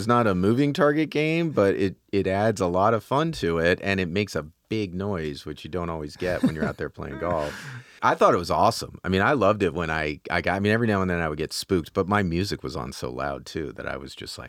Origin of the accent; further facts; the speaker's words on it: New York, United States; when I was growing up, like where I grew up in Dutchess County, there was a Dutchess County Country Club, which was right on Route 9.